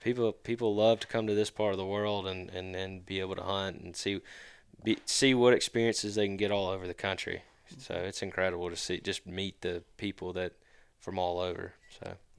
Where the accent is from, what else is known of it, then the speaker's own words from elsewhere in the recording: Brandon, Mississippi, United States; I'm, uh, originally from Brandon